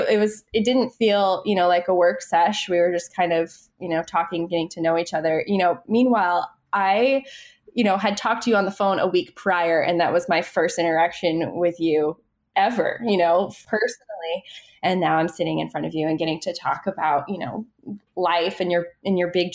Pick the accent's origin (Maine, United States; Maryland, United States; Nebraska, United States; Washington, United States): Maine, United States; moved away as an adult; now in New York, United States; I grew up in Maine